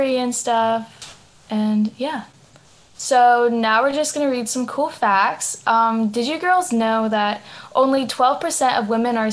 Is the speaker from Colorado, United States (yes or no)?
no; Los Angeles, California, United States; I'm 17 from LA.